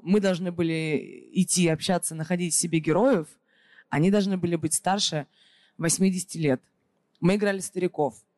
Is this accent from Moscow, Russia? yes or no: yes; Moscow, Russia; она коренная москвичка, так же, как и я